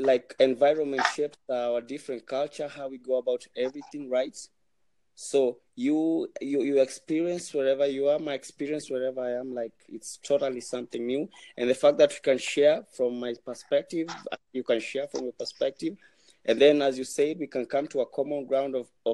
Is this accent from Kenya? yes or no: yes; Kenya; I'm Kenyan, I'm from Kenya.